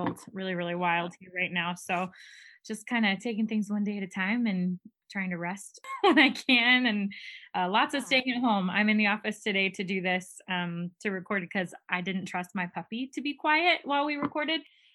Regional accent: Bourbonnais, Illinois, United States; moved away as an adult; I grew up in Bourbonnais. So I lived there for 27 years before I moved out here

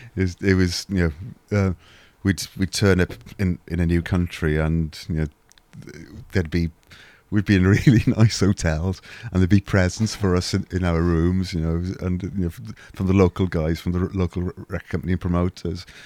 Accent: Wales, United Kingdom; I'm Welsh

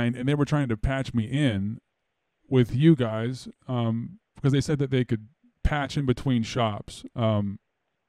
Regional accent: Los Angeles, California, United States; I'm from Los Angeles

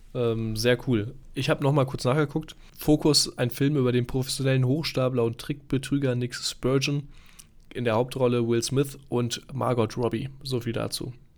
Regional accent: Dortmund, North Rhine-Westphalia, Germany; now in Munich, Germany; Ich bin ja hier in München, komme ursprünglich ähm, wie du aus Dortmund im schönen Ruhrgebiet

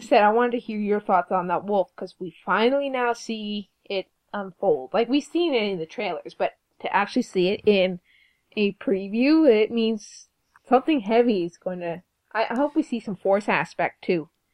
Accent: Canada; We're Canadian.

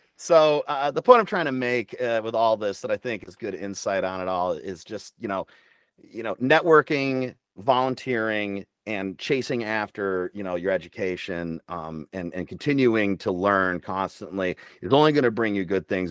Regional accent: Midland, Michigan, United States; moved away as an adult; I was born in Midland, Michigan, and raised there, uh, until I was nineteen years old when I left and I joined the Army

